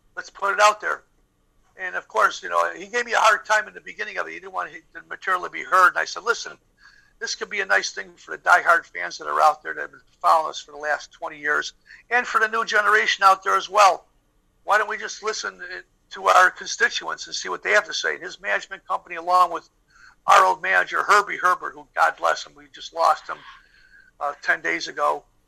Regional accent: Chicago, Illinois, United States; we're from Chicago

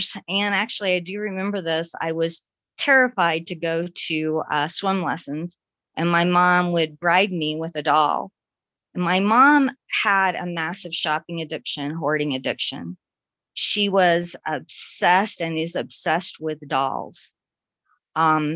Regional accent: Florida, United States; I was born in Florida

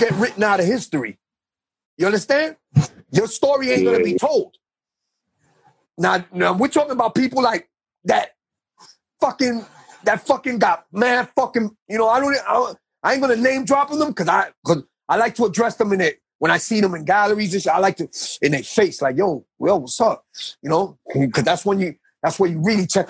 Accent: New York City, New York, United States; I'm from Baruch Houses in on the Lower East Side

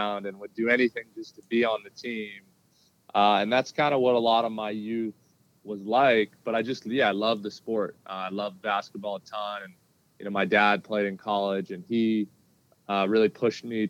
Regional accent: Southern California, United States; growing up in Southern California where I was born and raised

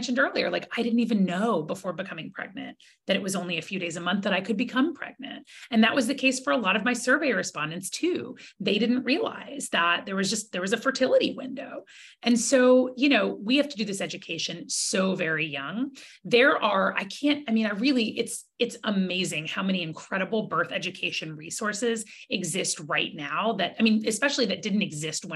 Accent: Georgia, United States; as a kid growing up in Georgia with like abstinence only education

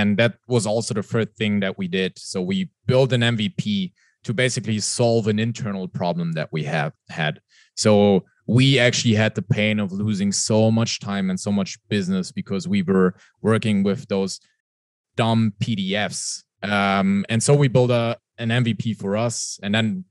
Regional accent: Germany; English is a second language; You can most probably hear it from my accent. I'm not from the US. I'm from Europe, from Germany.

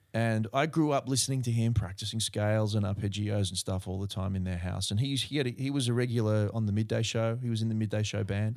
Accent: Berkeley Vale, New South Wales, Australia; where I grew up in Berkeley Vale

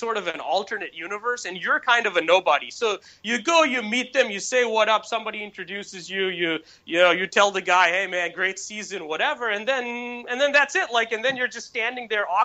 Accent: Bangalore, Karnataka, India; moved away; I'm just a kid from Bangalore

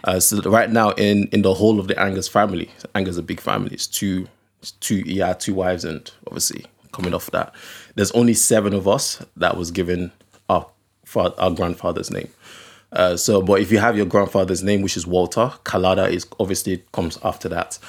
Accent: Okrika, Rivers State, Nigeria; also born or lived in Delta State; I'm from Okrika. Okrika is like a very small, uh, village

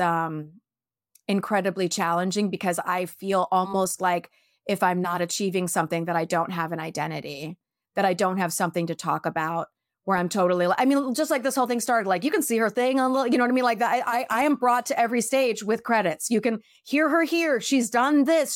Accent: New York, United States; now in California, United States; I'm such a New Yorker

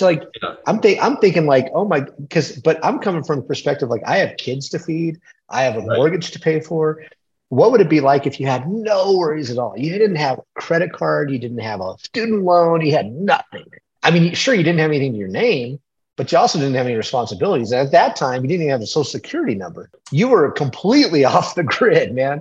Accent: United States; I was raised on the Mexican U.S. border

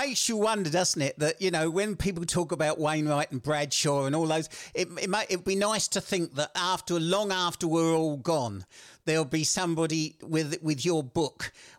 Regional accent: South East England, United Kingdom; I was born and brought up in Kent.

